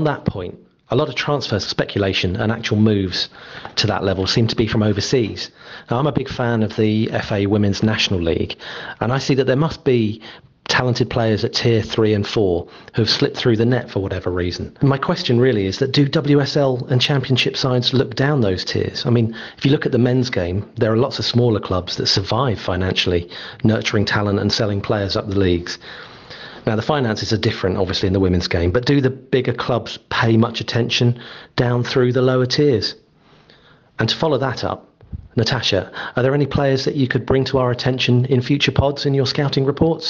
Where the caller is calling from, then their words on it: Bournemouth, South West England, United Kingdom; from Bournemouth.